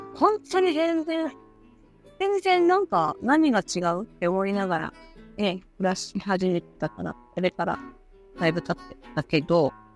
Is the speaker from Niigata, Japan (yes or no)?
no; Fukuoka, Japan; moved away; 私は福岡出身